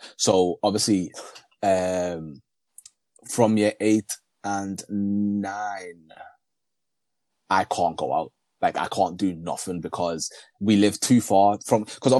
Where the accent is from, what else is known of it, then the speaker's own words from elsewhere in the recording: Liverpool, North West England, United Kingdom; English is a second language; also born or lived in Burundi; I grew up in Toxteth until I was like going to year eight. And then my parents decided to move to Speke, thinking it's a better area. But Speke is just the white version of Toxteth, honestly.